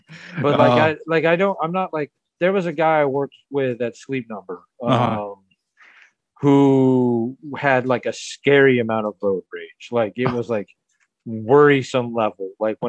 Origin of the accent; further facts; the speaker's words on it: Atlanta, Georgia, United States; now in Milwaukee, United States; growing up in Atlanta where, you know, traffic is the norm